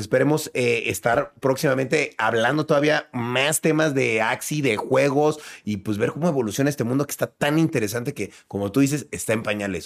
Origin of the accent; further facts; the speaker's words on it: Mexico; yo como mexicano